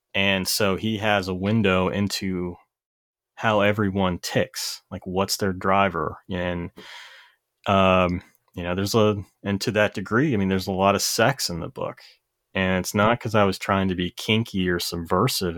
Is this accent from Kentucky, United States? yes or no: yes; Corbin, Kentucky, United States; moved away; I grew up in Corbin, Kentucky